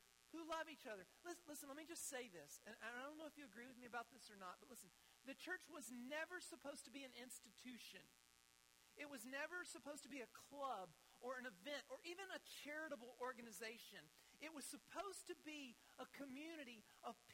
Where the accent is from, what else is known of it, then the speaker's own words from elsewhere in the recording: United States; also born or lived in Ethiopia; to be an American citizen, to live here